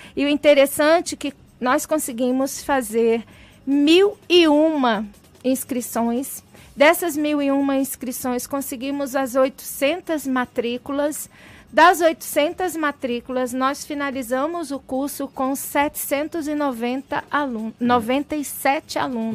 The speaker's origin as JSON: {"language": "Portuguese", "area": "Baixada Fluminense", "region": "Rio de Janeiro", "country": "Brazil", "tie": "born or raised there", "said": "eu sou menina de periferia do Rio de Janeiro, eu nasci na Baixada Fluminense"}